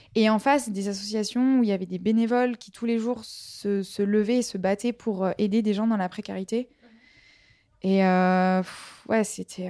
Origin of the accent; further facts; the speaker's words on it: Marseille, Provence-Alpes-Côte d'Azur, France; moi je viens de Marseille